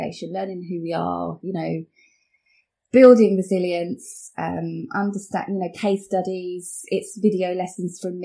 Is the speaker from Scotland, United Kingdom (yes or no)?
no; Watford, East of England, United Kingdom; I'm from here. I was born here